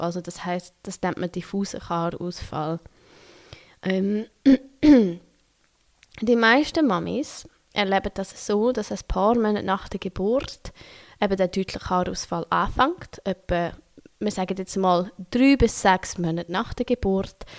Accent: Switzerland; accent: Swiss German; first language Swiss German; German is a second language; now in Berlin, Germany; dass es nicht meine Muttersprache ist. Merkt man vielleicht nicht, wenn ich Schweizerdeutsch rede

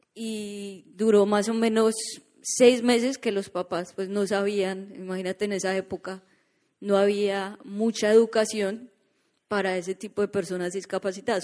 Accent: Colombia; now in Orlando, United States

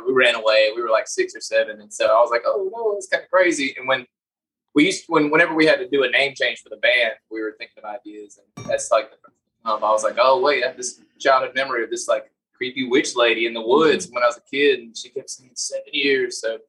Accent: Anderson, South Carolina, United States; We're from Anderson, South Carolina, like near the upstate. That's where pretty much born and raised.

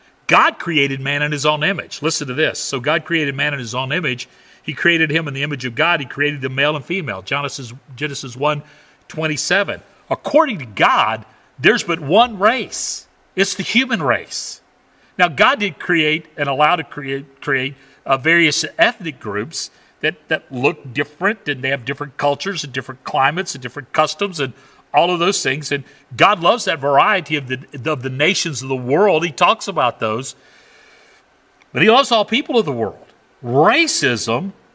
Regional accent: the South, United States; I grew up in the South

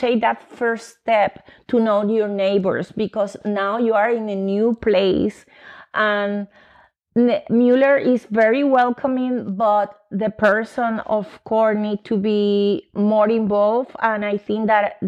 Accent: Puerto Rico; English is a second language; moved away as an adult; also born or lived in New York, United States; now in Austin, United States; I am Puerto Rican because I grew up in Puerto Rico, but I born in New York.

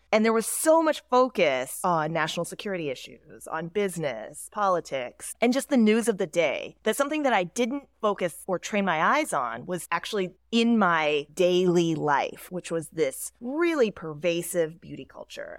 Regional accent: Dallas, Texas, United States; moved away as an adult; also born or lived in Seoul, South Korea; I grew up in Dallas, Texas

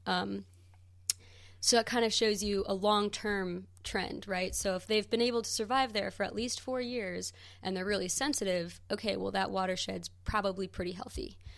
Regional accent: St. Louis, Missouri, United States; now in Western North Carolina, United States; I'm originally from Saint Louis, Missouri, so I grew it up, grew up right along the banks of the Mississippi River.

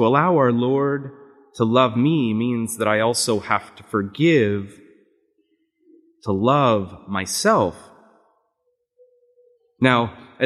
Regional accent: Canada; accent: Canadian; moved away; my Canadian accent and how sometimes it's mistaken for either one from Wisconsin or from Minnesota

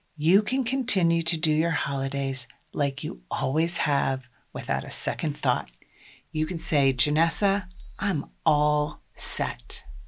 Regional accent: Iowa, United States; I'm from Iowa. I grew up in a large extended Catholic family.

